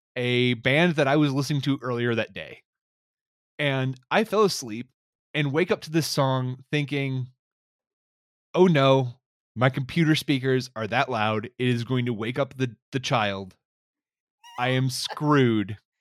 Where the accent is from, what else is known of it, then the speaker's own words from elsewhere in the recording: North Carolina, United States; I'm from North Carolina